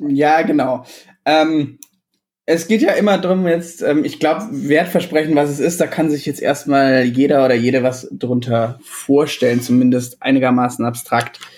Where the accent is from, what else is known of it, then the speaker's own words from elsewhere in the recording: Illertissen, Bavaria, Germany; moved away; ich komme aus Illertissen ursprünglich, das ist ein äh, kleines Kaff irgendwo im Süden